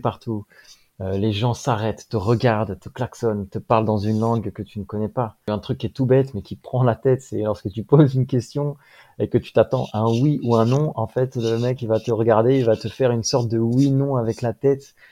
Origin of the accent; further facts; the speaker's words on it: France; qu'on a nous en Europe ou en France